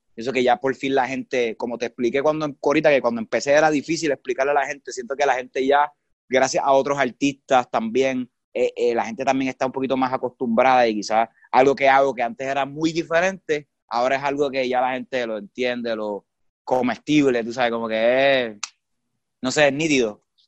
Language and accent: Spanish; San Juan, Puerto Rico; also born or lived in Isabela, Puerto Rico; yo me crié aquí en, en la, en el área metro, en San Lorenzo, en San Juan, que es la capital